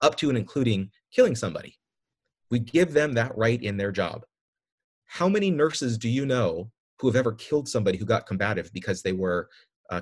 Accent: San Diego, California, United States; moved away; also born or lived in Coronado / Pacific Grove / San Jose / San Luis Obispo; I grew up in San Diego, but my dad was a government employee. He worked for the federal government, and so we transferred from Coronado up to the Naval Postgraduate School. I ended up going to Pacific Grove High

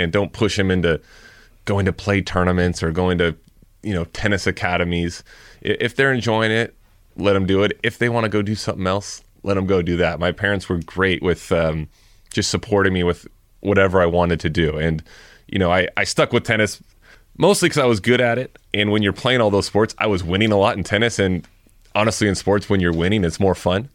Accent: Thousand Oaks, California, United States; I grew up in Thousand Oaks

